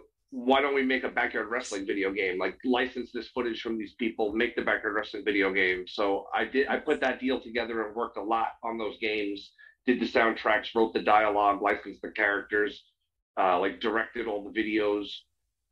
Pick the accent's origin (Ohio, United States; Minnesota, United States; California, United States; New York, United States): New York, United States; near Queens; I grew up in near Queens, New York